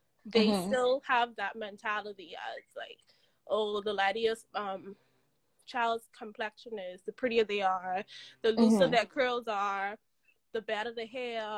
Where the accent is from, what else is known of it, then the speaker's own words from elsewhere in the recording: Bahamas; now in Canada; My experience back home in the Caribbean. I'm from the Bahamas.